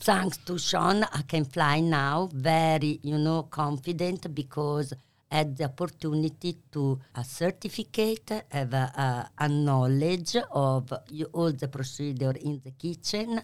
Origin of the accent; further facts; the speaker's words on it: Bologna, Emilia-Romagna, Italy; English is a second language; moved away as an adult; now in Melbourne, Australia; I'm from Bologna.